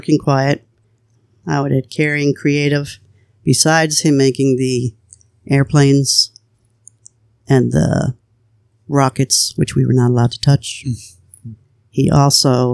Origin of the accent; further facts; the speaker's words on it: New Jersey, United States; now in Pennsylvania, United States; In New Jersey, I only lived on Lake Avenue. I was a year old when we moved there